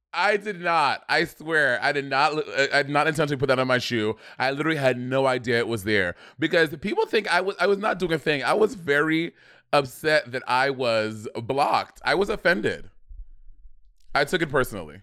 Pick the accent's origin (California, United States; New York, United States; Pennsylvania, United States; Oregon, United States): New York, United States; I grew up in New York